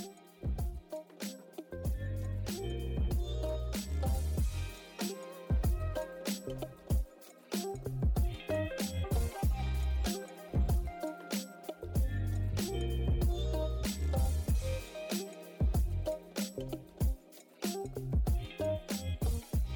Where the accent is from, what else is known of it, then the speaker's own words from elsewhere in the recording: Ohio, United States; That we both grew up in mostly rural areas in Ohio. I grew up in a town of 8,000 people